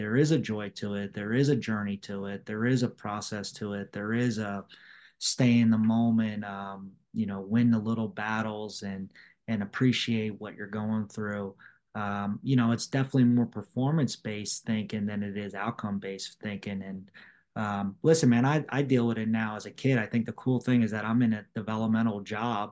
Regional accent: New Jersey, United States; also born or lived in Oklahoma; we grew up together in New Jersey.

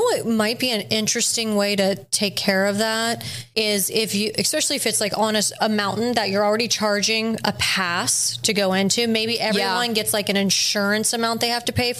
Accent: Florida, United States; growing up in Florida

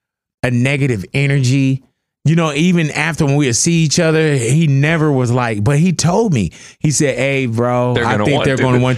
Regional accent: Los Angeles, California, United States; we're from Los Angeles.

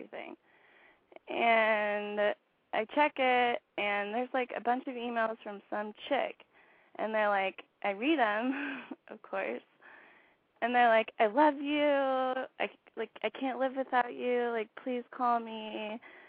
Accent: Santa Barbara, California, United States; I'm 24, and I'm from Santa Barbara

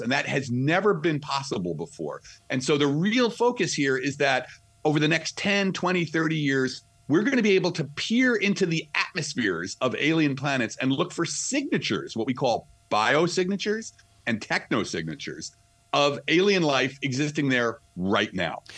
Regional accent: New Jersey, United States; accent: New Jersey; So I'm from I'm from Jersey, right outside of the city, New York City

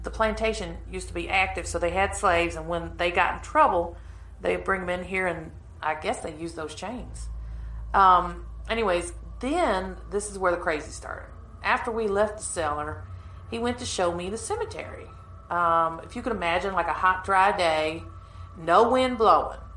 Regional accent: Kentucky, United States; I'm from Kentucky.

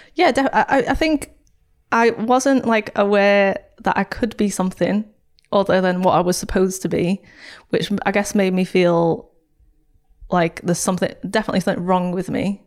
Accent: St Helens, North West England, United Kingdom; I grew up in Saint Helens

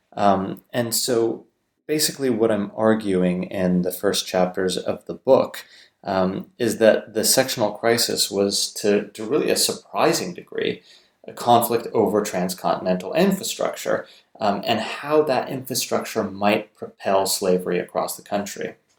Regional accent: Southern California, United States; moved away as an adult; now in Durham, United Kingdom; I was born and raised in Southern California

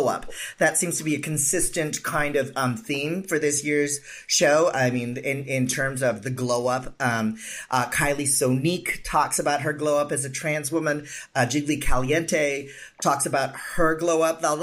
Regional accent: Philippines; I'm Filipino

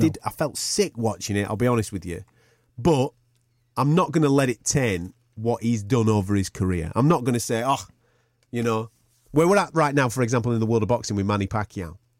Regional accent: United Kingdom; Us as British fight fans

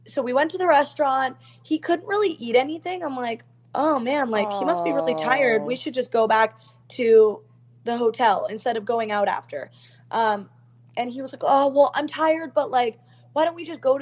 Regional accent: Canada; I'm from Canada

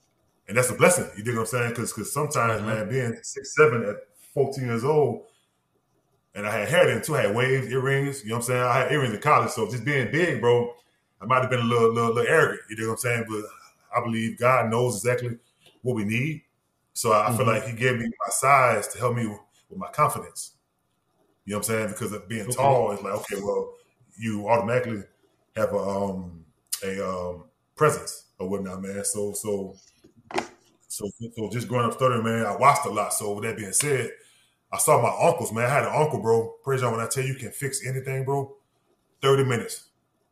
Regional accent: Norco, Louisiana, United States; moved away as an adult; also born or lived in New Orleans / Pittsburgh / Lawrenceville, Georgia; growing up on the outskirts of New Orleans in the 90s, late 80s, mid-80s, late 80s, early 90s

